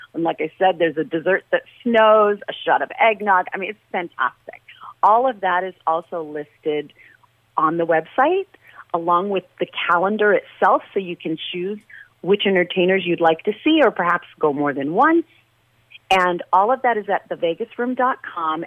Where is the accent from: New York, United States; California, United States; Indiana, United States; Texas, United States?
New York, United States; New York City; moved away as an adult; now in Las Vegas, United States; I'm from Brooklyn. I always say verklempt